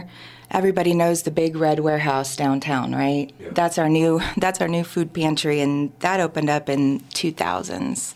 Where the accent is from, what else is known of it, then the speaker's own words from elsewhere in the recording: Warrensburg, Missouri, United States; moved away as an adult; now in Sedalia, United States; I'm from Warrensburg, as you asked me earlier. I grew up there, went to school there.